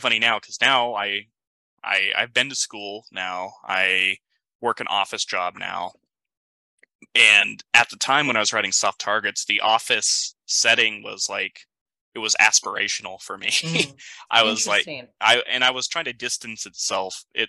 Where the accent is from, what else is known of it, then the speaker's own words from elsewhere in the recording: United States; I am kind of an American